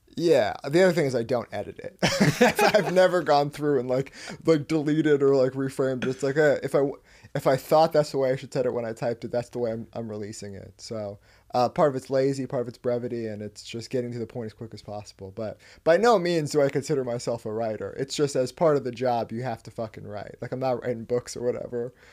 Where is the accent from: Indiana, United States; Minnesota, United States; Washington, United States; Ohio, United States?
Washington, United States; between Seattle and Canada, Pacific Northwest; I'm from, like, halfway between Seattle and Canada.